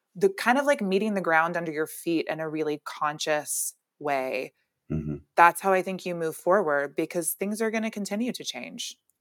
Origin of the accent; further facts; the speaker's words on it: Alabama, United States; now in California, United States; I'm really from Alabama